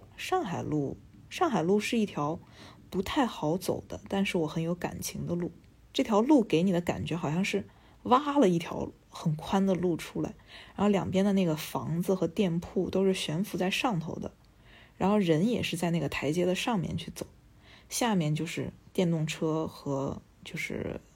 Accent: Shandong, China; moved away as an adult; now in Nanjing, China; 我在南京，我是一个咨询公司的咨询师，啊，南京呢不是我出生的城市，我是一个山东人，南京应该算是我的第二故乡吧。我十八岁上大学的时候就第一次来到这儿

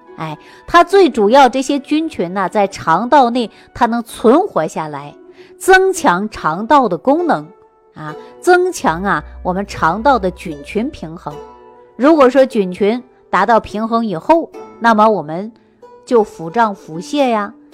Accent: Sichuan, China; 我们四川人喜欢吃泡菜

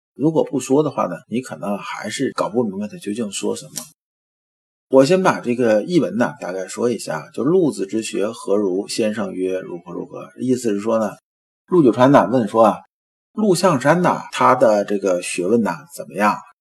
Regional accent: China; 咱们中国人讲宇宙跟西方人讲的不一样。

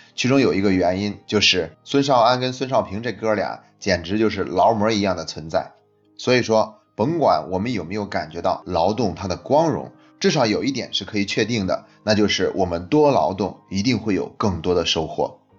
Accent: China; 我们中国人

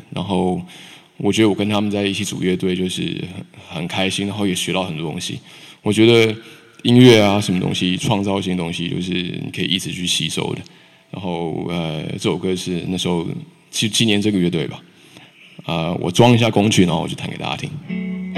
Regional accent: Taichung, Taiwan; also born or lived in New Zealand; now in Beijing, China; 台湾，我是台中出生，台中人

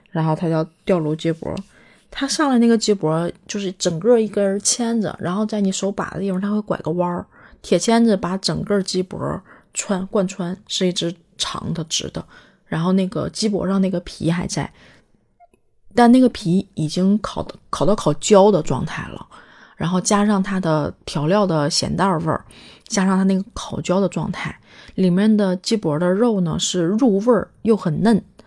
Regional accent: Northeast China, China; moved away as an adult; 我在东北生活了有二十多年吧，大学也是在东北上的

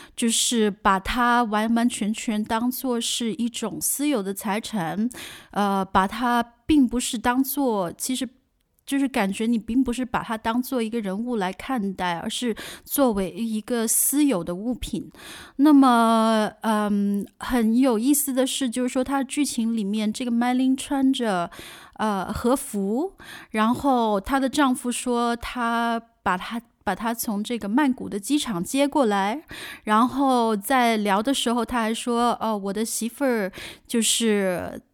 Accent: China; now in Germany; 包括我自己在来自国内的

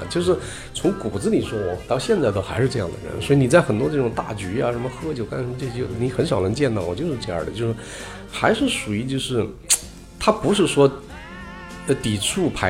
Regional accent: China; 就是我找准的无非就是说我作为一个个人，我作为一个中国人，我觉得他在什么地方影响我、打动我了。

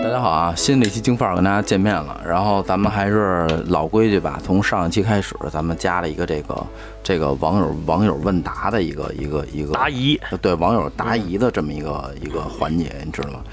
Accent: Beijing, China; 我们家乡

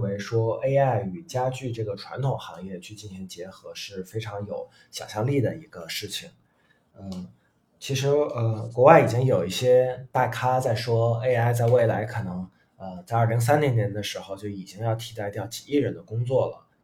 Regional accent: China; 不是说我们中国人就一定要做纯东方的一个东西

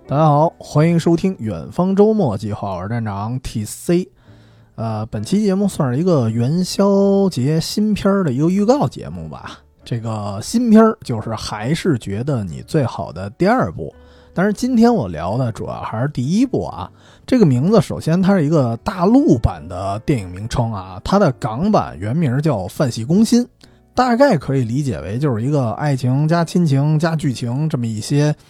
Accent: Beijing, China; 我作为一个北方人

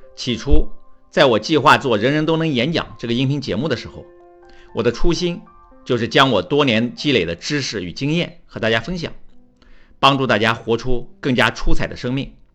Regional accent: China; 对于我们中国人来说，不敢说，不能说，上不了讲台

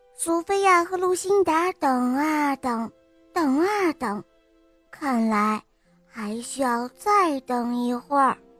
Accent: Shanghai, China; 我七岁了，我来自上海

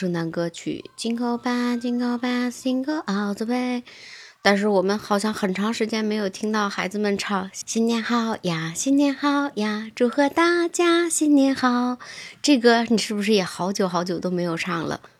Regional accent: Tangshan, Hebei, China; 我们唐山这边几位老阿姨

